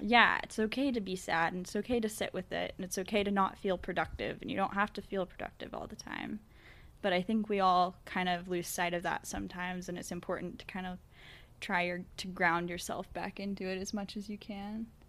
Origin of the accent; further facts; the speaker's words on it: United States; growing up in America